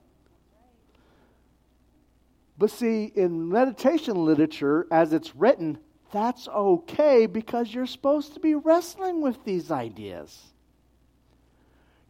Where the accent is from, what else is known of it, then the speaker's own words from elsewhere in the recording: New Mexico, United States; I'm from New Mexico